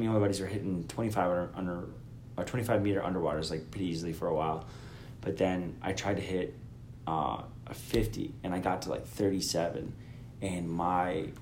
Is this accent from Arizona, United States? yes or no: yes; Arizona, United States; I'm from Arizona